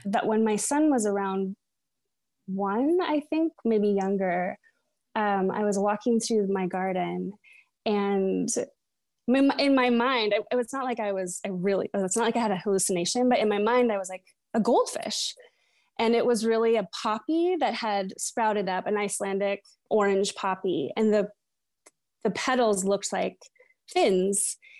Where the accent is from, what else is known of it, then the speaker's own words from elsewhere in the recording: Edmonds, Washington, United States; also born or lived in Seattle; I was born in Seattle. I still live in Seattle. Um, but I was raised, um, in Edmonds, it's a little seatown about thirty minutes north of Seattle